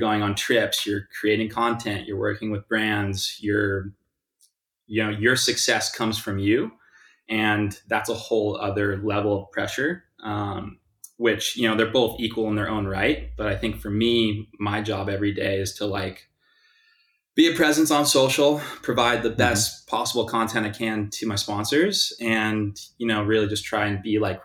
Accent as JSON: {"language": "English", "area": "South Bay, Los Angeles", "region": "California", "country": "United States", "tie": "born or raised there", "also_born_or_lived": "Westchester, Los Angeles", "said": "I grew up here in the South Bay"}